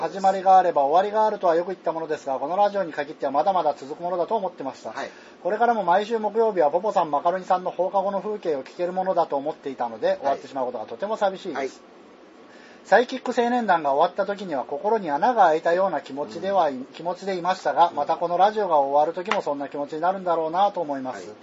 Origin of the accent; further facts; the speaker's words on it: Tohoku, Japan; accent: Tohoku dialect; moved away; also born or lived in Kansai; 俺はベースが東北弁なんで